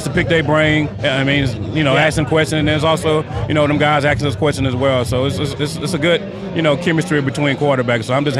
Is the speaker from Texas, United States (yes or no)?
yes; Texas, United States; And then also I'm from Texas